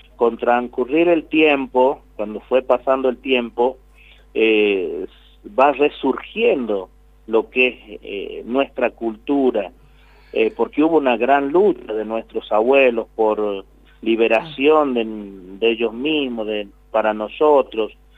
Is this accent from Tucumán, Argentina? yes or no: yes; Tucumán, Argentina; nosotros somos argentinos